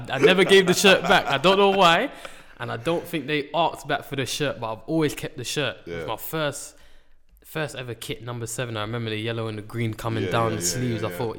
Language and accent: English; London, United Kingdom; named Riano, St. Raph's Estate.